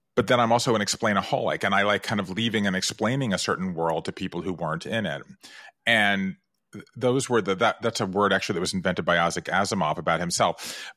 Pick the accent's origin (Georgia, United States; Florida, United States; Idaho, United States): Georgia, United States; American South; moved away; I grew up in the American South. Five generations in the state of Georgia.